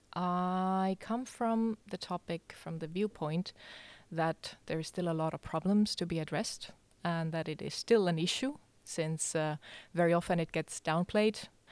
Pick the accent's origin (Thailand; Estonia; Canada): Estonia; moved away as an adult; also born or lived in Denmark; now in Aarhus, Denmark; I come from Estonia, uh, but I have, uh, lived here in Denmark